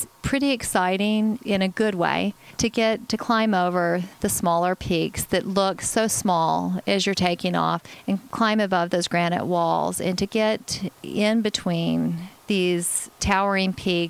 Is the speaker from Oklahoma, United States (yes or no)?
yes; Oklahoma, United States; now in Alaska, United States; I'm originally from Oklahoma